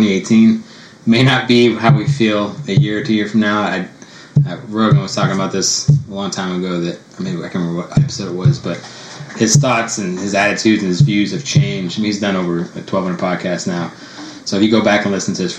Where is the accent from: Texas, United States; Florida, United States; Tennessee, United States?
Texas, United States; San Antonio; I grew up here in San Antonio, went to high school here, went to college here, went to physical therapy school here